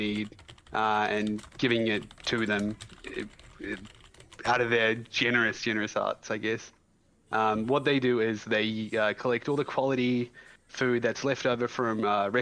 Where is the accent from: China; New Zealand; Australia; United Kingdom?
New Zealand; also born or lived in Iran; I am a Kiwi